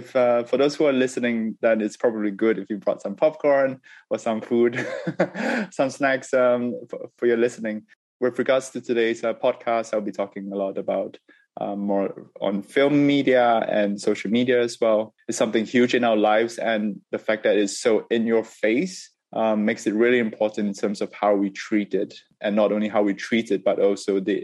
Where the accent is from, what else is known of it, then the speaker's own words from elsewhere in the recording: Singapore; moved away; also born or lived in United Kingdom; Growing up in Singapore and afterwards in the UK